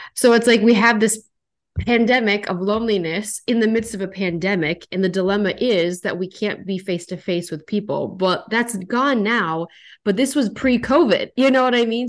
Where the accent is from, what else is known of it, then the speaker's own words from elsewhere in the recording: North Dakota, United States; moved away as an adult; now in Minnesota, United States; I'm from North Dakota and I, I left and I moved to Minnesota